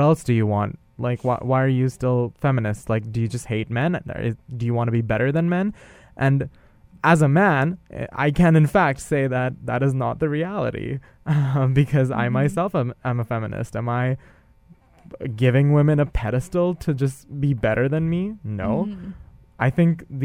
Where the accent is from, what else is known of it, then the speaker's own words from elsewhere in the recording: India; moved away; growing up in India and being a cisgender male